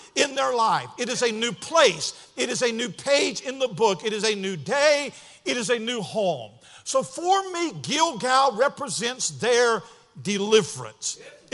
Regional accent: Cleveland, Ohio, United States; I was born June 2nd, 1969, Lutheran Hospital in Cleveland, Ohio.

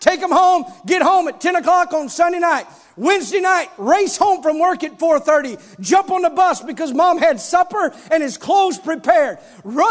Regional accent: Campbell, Missouri, United States; also born or lived in Clarkton, Missouri; we moved from Clarkton to Campbell

